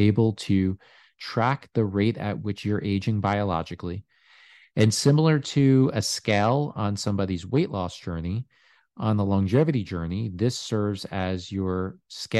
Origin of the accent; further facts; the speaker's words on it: New York, United States; I am originally from New York.